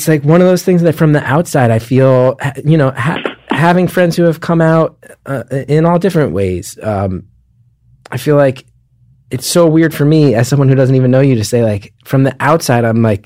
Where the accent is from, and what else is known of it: New Jersey, United States; born or raised there